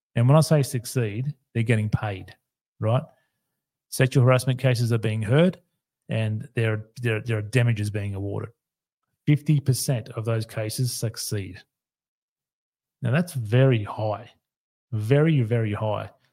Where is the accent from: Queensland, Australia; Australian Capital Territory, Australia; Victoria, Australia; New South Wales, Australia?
Queensland, Australia; here in my home state, Queensland